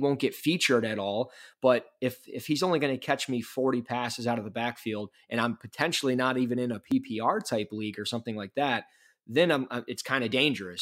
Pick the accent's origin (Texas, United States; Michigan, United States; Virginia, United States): Michigan, United States; I'm from Michigan